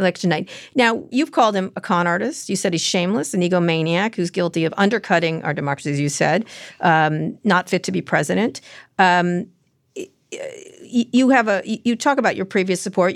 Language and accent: English; New Jersey, United States; I'm also from New Jersey